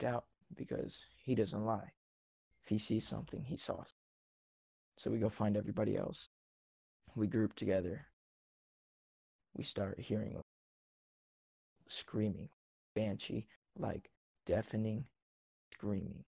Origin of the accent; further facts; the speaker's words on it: Central Oregon, United States; I'm from Central Oregon.